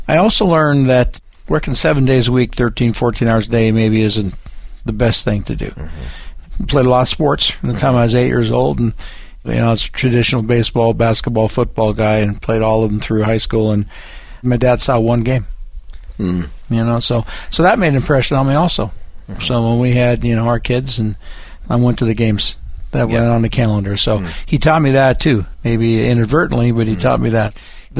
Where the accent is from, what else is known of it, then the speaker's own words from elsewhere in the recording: Downey, California, United States; Yeah, I was actually born and raised about 80 miles from here, just north in Los Angeles in a city called Downey, California.